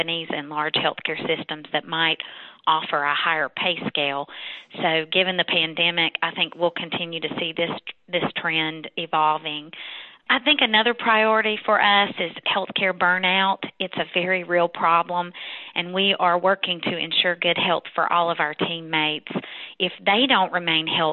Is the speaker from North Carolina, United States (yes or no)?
yes; North Carolina, United States; moved away as an adult; also born or lived in Texas; I've been back in my home state of North Carolina for the past 8 years